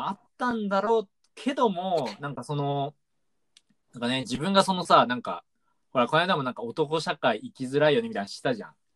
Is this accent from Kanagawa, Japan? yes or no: yes; Kanagawa, Japan; うち神奈川なんですけど。